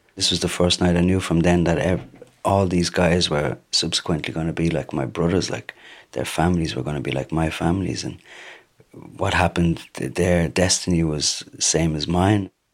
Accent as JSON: {"language": "English", "town": "Dublin", "region": "Leinster", "country": "Ireland", "also_born_or_lived": "Tripoli, Libya", "said": "Now I'm from Tripoli. I'm half Dublin, half Tripoli, capital city boy"}